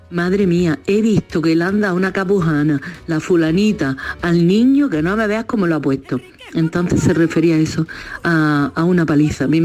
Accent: Córdoba, Andalusia, Spain; Yo soy de Córdoba, de Córdoba.

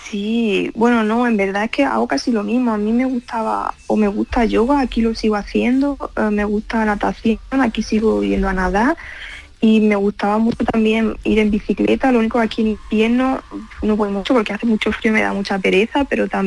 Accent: Spain; accent: Spanish; now in Germany; pues que todavía tengo el acento español, no me lo llego a quitar

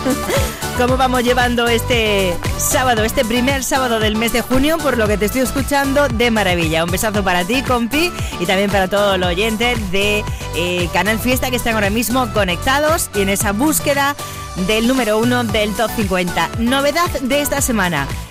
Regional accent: Andalusia, Spain; como andaluza

